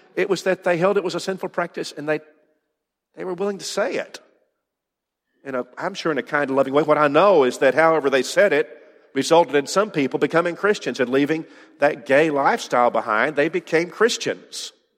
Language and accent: English; United States; as an American